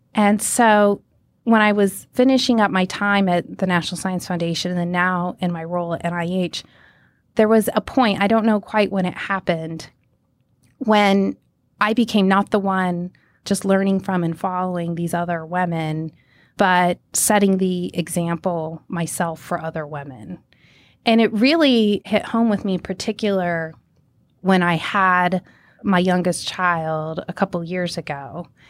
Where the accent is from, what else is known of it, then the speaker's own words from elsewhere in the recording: Minot, North Dakota, United States; also born or lived in Montana; I was born in Minot, North Dakota